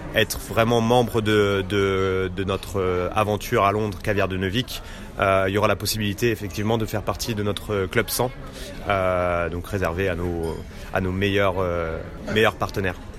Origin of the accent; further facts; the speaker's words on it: Normandy, France; moved away as an adult; now in London, United Kingdom; je viens de Normandie